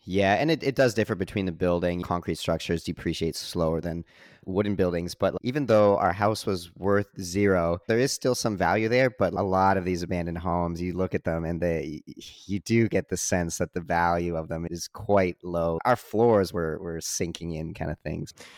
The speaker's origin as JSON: {"language": "English", "country": "Canada", "tie": "born or raised there", "said": "growing up in Canada"}